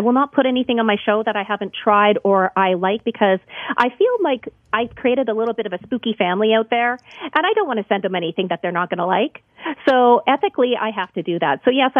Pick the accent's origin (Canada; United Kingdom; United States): Canada; You realize, when we come out of the womb, we have skates on.